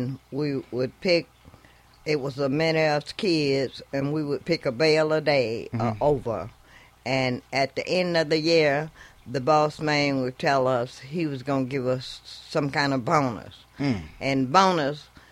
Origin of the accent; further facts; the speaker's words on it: Greenwood, Mississippi, United States; moved away; also born or lived in Gary, Indiana; I was born and raised in Mississippi, and I come up, went to school there as a kid